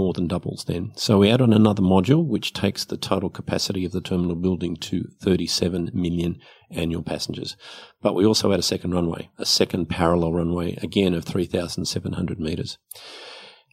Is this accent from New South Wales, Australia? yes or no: yes; Sydney, New South Wales, Australia; I grew up in Western Sydney